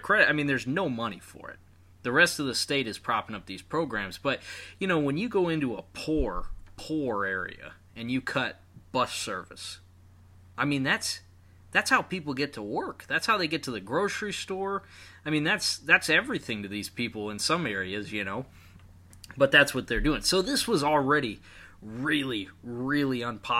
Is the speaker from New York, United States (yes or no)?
no; Michigan, United States; we're all from Michigan